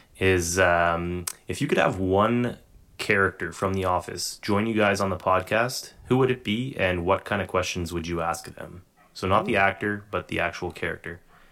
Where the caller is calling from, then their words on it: Ontario, Canada; I'm calling from Ontario, Canada